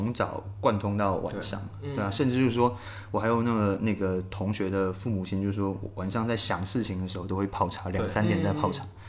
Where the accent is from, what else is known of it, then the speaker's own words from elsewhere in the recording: Fujian, China; 那就就像我们闽南人一